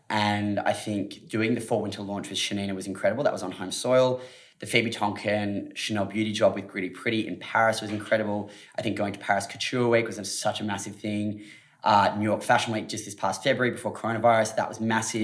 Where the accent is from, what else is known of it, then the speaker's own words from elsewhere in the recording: Australia; being an Aussie.